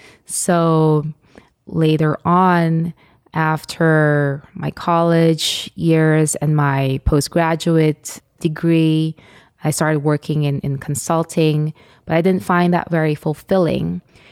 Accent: Philippines; Well, the Philippines is a beautiful country, and it's a hot spot now for tourism

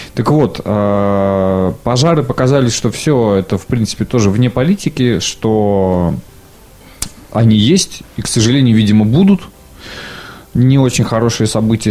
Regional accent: Siberia, Russia; я хоть и коренной сибиряк

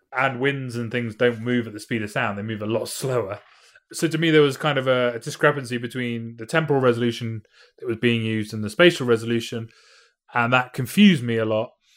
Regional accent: United Kingdom; I'm from Britain

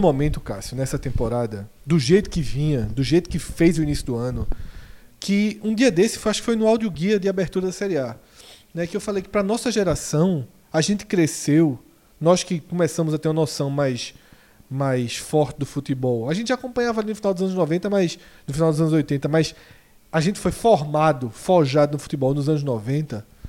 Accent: Recife, Pernambuco, Brazil; nós somos do Recife

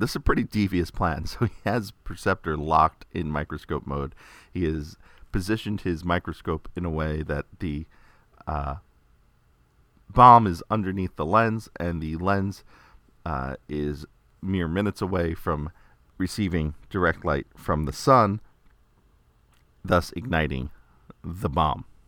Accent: New York, United States; growing up in New York

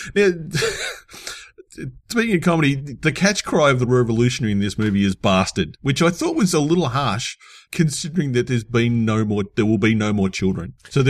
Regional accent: Australia

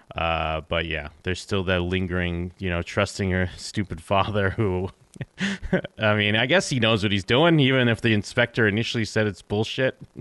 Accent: Massachusetts, United States; I grew up in Massachusetts

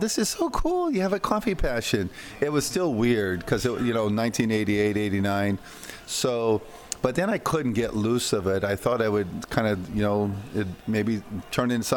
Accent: Iowa, United States; also born or lived in Costa Rica; working on the farms in Iowa

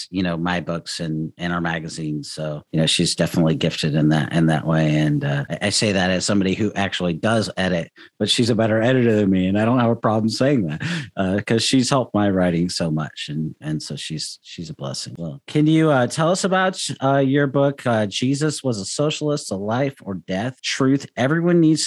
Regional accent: Seattle, Washington, United States; growing up in Seattle

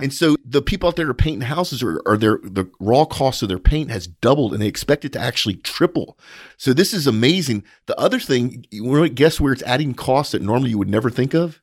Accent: United States; as an American

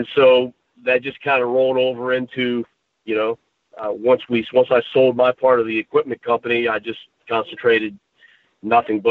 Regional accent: West Virginia, United States; when I was pretty young here, growing up in West Virginia

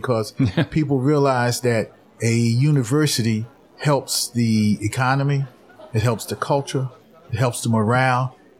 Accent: Atlantic City, New Jersey, United States; I was born in Atlantic City.

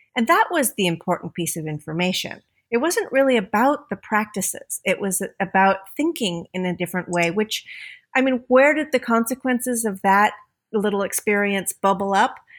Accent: United States; moved away as an adult; I grew up as an American kid

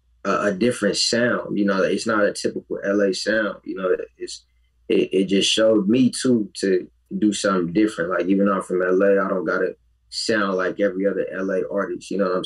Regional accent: Nigeria; Me being Nigerian.

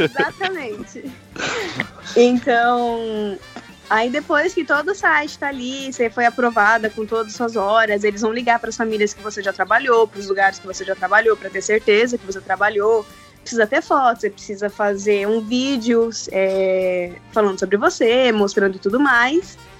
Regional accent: Osasco, São Paulo, Brazil; moved away as an adult; now in United States; eu sou de Osasco

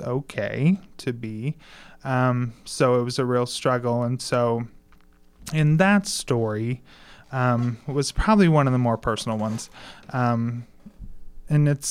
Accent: Mitchell, Indiana, United States; moved away as an adult; now in Bloomington, United States; where I grew up in Mitchell, there's only really one variety of religion.

